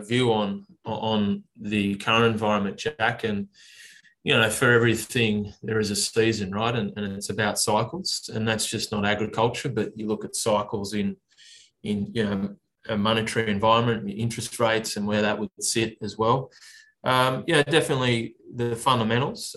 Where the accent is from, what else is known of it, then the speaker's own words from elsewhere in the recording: Orange, New South Wales, Australia; now in Sydney, Australia; growing up in Orange, I spent a lot of time out there. Mum and dad, uh, my sisters are still out there.